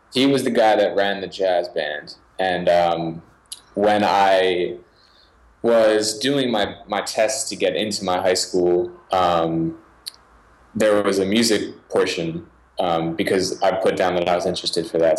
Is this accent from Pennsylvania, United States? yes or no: yes; Philadelphia, Pennsylvania, United States; I was born in Philadelphia, in the suburbs of Philadelphia